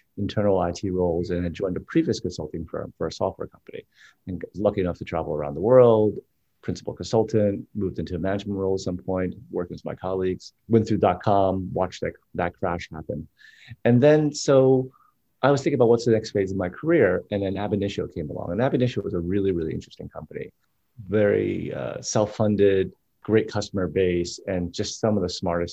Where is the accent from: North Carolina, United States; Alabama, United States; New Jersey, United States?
New Jersey, United States; I'm from New Jersey